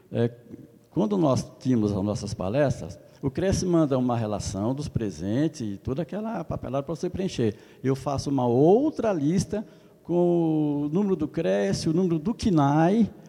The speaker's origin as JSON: {"language": "Portuguese", "region": "São Paulo", "country": "Brazil", "said": "Eu sou da região de Jundiaí."}